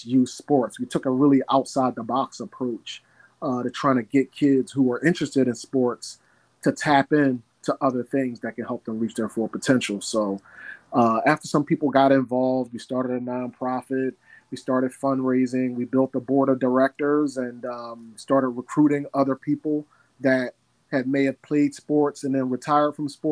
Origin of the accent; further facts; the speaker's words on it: Philadelphia, Pennsylvania, United States; born and raised in North Philly, from 29th and Master. Go Brewerytown. So I'm a native of Brewerytown, born and raised